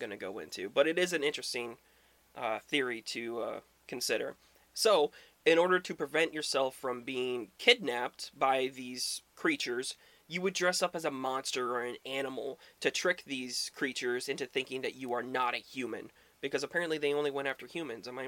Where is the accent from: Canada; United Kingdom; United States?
United States; Midwest; where I grew up in the Midwest